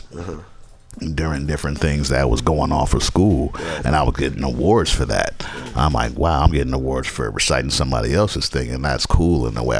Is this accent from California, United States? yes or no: yes; Berkeley, California, United States; also born or lived in Georgetown, Guyana; I'm from Guyana, South America. You know what I'm saying? And I was raised in Berkeley. Most of my life I have lived in different places, but the Bay is where I'm from, what I know.